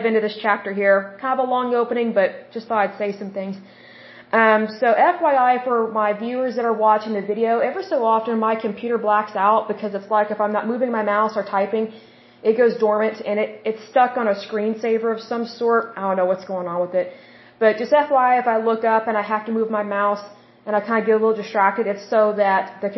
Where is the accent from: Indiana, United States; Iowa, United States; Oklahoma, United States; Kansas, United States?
Oklahoma, United States; accent: Oklahoma; I'm from Oklahoma.